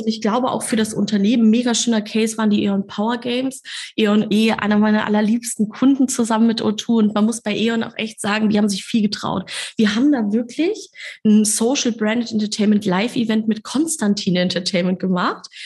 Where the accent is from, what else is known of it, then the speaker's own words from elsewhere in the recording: Kassel, Hesse, Germany; moved away as an adult; now in Hamburg, Germany; in meiner kleinen Stadt, aus der ich komme, aus Kassel